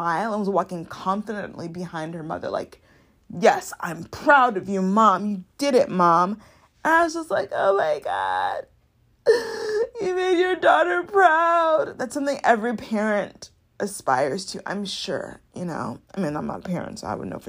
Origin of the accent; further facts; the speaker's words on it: Chicago, Illinois, United States; I'm from Chicago